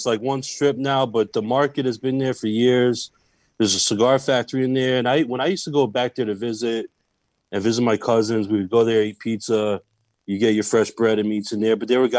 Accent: New York, United States; also born or lived in Massachusetts; now in Durham, United States; where I grew up in New York, though, we used to hang out in the Bronx all the time on Arthur Ave.

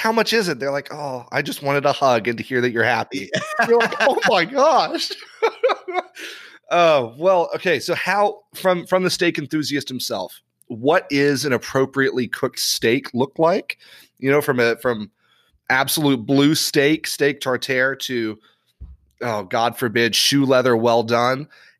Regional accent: Ireland; So I grew up overseas in Ireland.

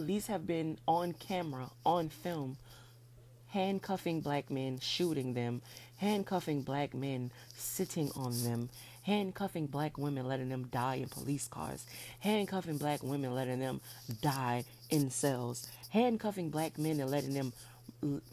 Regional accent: New Orleans, Louisiana, United States; I was born at Methodist Hospital in New Orleans, Louisiana on June 3rd, 1991.

